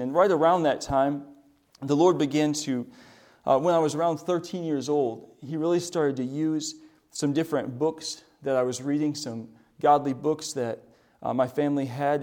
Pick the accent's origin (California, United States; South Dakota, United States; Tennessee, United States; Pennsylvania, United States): South Dakota, United States; moved away; we grew up in South Dakota.